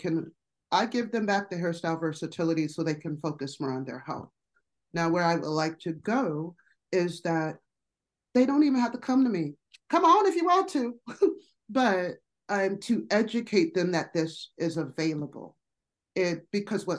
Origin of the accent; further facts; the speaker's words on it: Colorado, United States; also born or lived in Las Vegas, Nevada; I'm from Colorado.